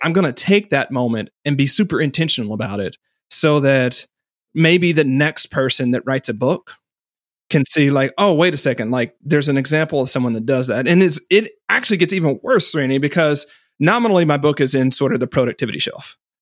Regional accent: Fort Smith, Arkansas, United States; I grew up in Fort Smith, Arkansas, which is right on the, um, western border

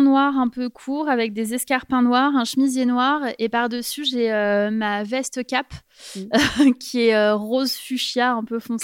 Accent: Paris, Île-de-France, France; moved away as an adult; je suis parisienne

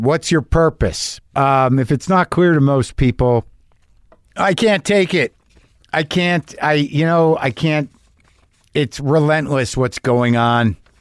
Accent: Albuquerque, New Mexico, United States; I grew up in New Mexico, like in Albuquerque

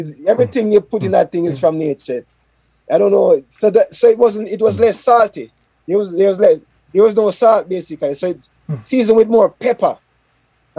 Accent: Jamaica; I'm Jamaican.

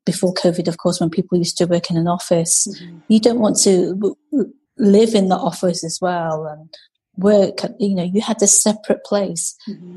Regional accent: Macclesfield, North West England, United Kingdom; moved away as an adult; now in Edinburgh, United Kingdom; I grew up uh, in Macclesfield, in Cheshire

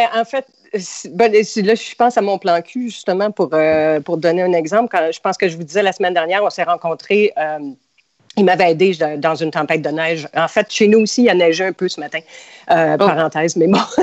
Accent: Montreal, Quebec, Canada; moved away as an adult; now in United States; je suis euh, née, j'ai grandi à Montréal

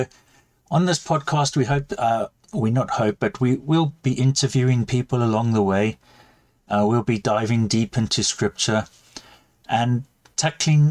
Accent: South Africa; now in United Kingdom; as you can hear, I'm South African

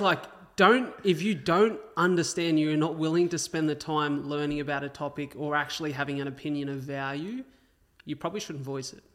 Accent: Wollongong, New South Wales, Australia; also born or lived in Melbourne; I grew up in Wollongong

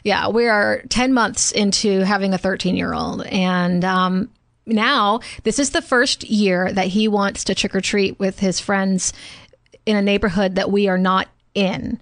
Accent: the South, United States; growing up in the South and parenting in the South

